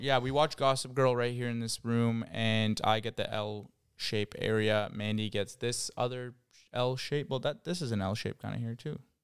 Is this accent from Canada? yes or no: yes; Ottawa, Ontario, Canada; now in Toronto, Canada; I'm from Ottawa, so I, I know there's a huge difference in how we speak